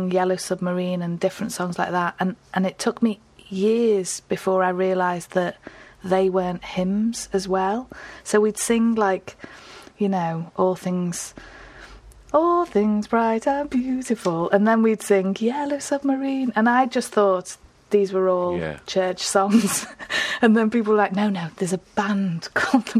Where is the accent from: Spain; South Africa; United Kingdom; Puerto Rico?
United Kingdom; Liverpool, North West England; now in Newcastle, United Kingdom; I'm from Liverpool, even though I live in Newcastle, and I live between Chilwell and Woolton